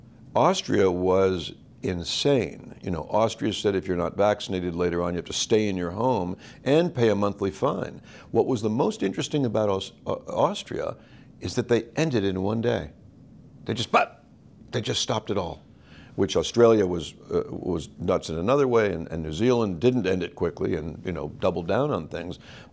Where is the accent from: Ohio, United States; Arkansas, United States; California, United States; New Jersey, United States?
California, United States; Los Angeles; Well, I grew up in Los Angeles. By the time I was 10, we had lived in 10 places.